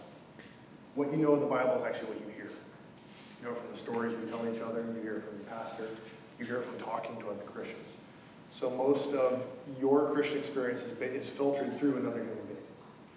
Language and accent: English; Oregon, United States; I'm from Oregon